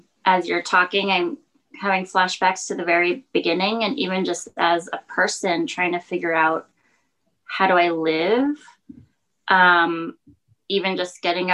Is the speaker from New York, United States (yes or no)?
yes; New York, United States; as a New Yorker, I would like get up, get ready, throw on clothes, go out onto public transportation